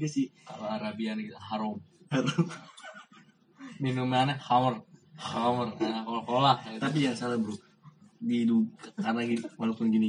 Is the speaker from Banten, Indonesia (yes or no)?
no; East Jakarta, Jakarta, Indonesia; Kita bertiga berasal dari Jakarta Timur.